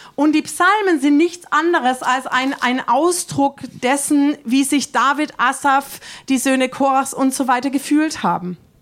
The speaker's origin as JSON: {"language": "German", "country": "Germany", "said": "uns Deutschen"}